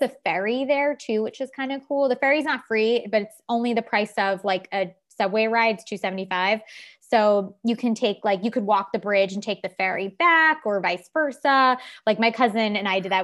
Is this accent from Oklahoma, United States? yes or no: no; Long Island, New York, United States; Growing up on Long Island